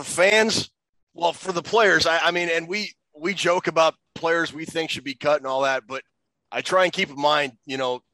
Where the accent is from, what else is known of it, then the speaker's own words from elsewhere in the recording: Minnesota, United States; growing up in Minnesota